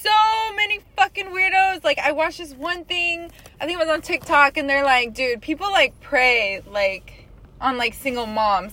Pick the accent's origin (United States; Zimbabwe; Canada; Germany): United States; Corpus Christi, Texas; I grew up here in Texas